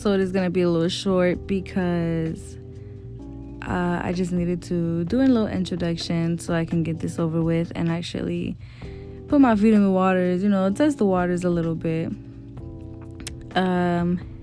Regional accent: Houston, Texas, United States; also born or lived in Mexican ancestry; now in Georgia, United States; I did live in Houston, Texas for a majority of my life

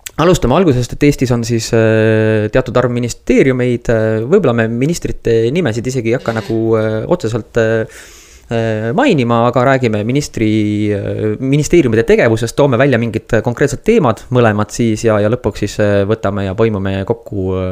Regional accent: Estonia; oleme ikka eestlased

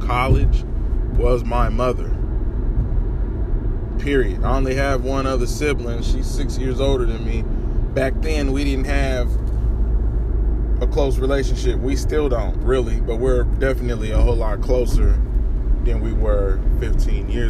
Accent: Topeka, Kansas, United States; I'm from Topeka, the capital city of Kansas. And where I'm from, there's nothing fucking there.

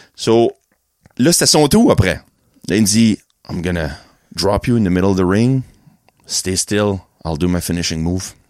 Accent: New Brunswick, Canada; je viens de New-Brunswick, moi, ici.

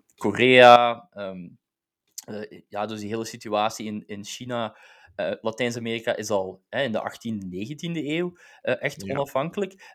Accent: Belgium; dus ik ben zelf Belg, hè, dus ik ben als Belg geboren

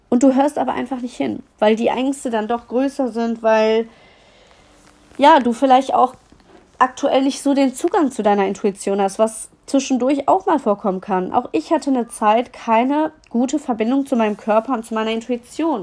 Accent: Düsseldorf, North Rhine-Westphalia, Germany; ich komme aus Düsseldorf

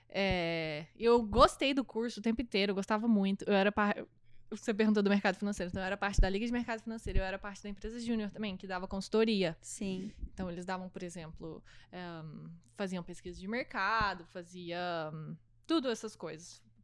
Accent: Araxá, Minas Gerais, Brazil; moved away as an adult; now in Miami, United States; no Brasil eu sou de Araxá, tipo, é uma cidade pequena.

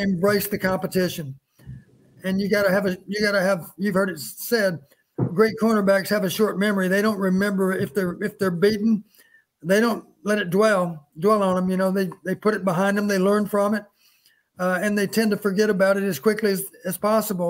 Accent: Texas, United States; moved away; also born or lived in Iowa; I grew up in Texas

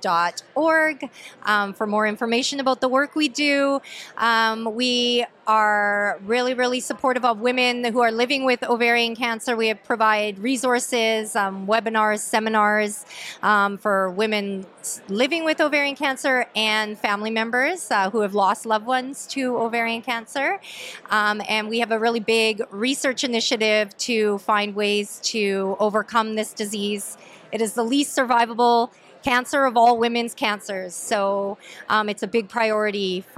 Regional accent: Pitt Meadows, British Columbia, Canada; I'm from Pitt Meadows, so I'm nearby

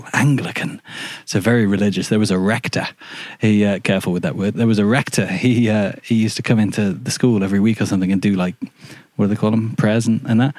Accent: Shrewsbury, West Midlands, United Kingdom; moved away; also born or lived in Australia; I was born in Shrewsbury, which is a town in Shropshire

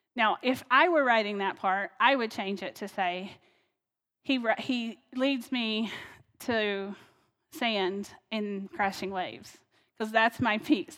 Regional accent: North Carolina, United States; now in Ohio, United States; I'm from North Carolina originally, so that's where I used to call home.

